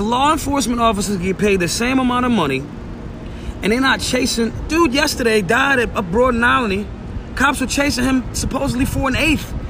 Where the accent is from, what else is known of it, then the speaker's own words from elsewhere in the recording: Philadelphia, Pennsylvania, United States; I'm from North Philly